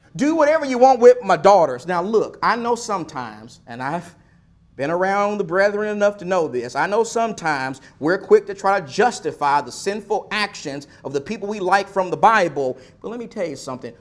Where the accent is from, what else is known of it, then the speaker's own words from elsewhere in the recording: Texas, United States; my home state of Texas